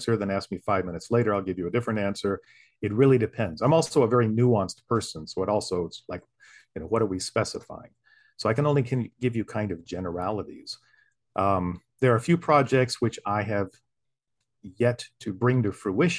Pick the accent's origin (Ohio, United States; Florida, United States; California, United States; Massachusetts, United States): Florida, United States; St. Augustine; moved away; my hometown, St. Augustine